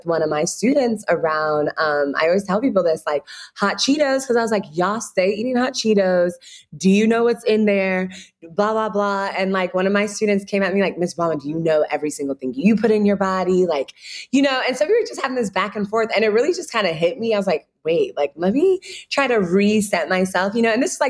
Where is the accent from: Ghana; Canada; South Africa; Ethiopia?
Ghana; now in Chicago, United States; when you're home being Ghanaian, you always have shea butter, but you know, you'll try to step away from it. It's too hard. It's like all these different things. But when I moved to Chicago